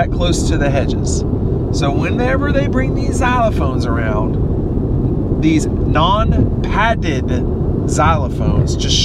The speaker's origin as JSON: {"language": "English", "town": "Atlanta", "region": "Georgia", "country": "United States", "tie": "born or raised there", "said": "I grew up in Atlanta"}